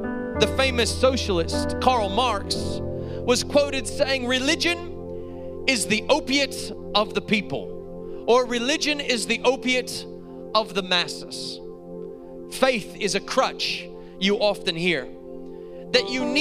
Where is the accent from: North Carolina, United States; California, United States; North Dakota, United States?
North Carolina, United States; moved away as an adult; now in Australia; we grew up in North Carolina